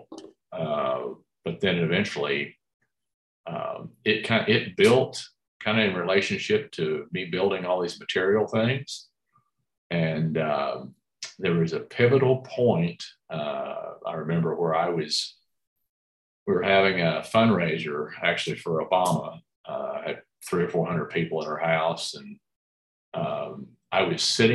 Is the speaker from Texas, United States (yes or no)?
yes; Dallas, Texas, United States; grew up in Dallas